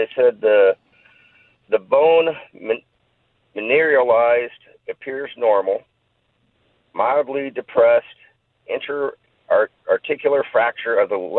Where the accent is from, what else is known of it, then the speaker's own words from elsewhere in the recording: Simi Valley, California, United States; also born or lived in Valencia; now in Thousand Oaks, United States; From Simi Valley.